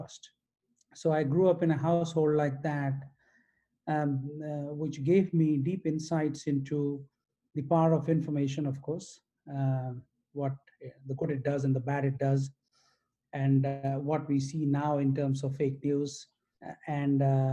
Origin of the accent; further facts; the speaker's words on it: Odisha, India; I grew up in multiple cities in India, in the state of Odisha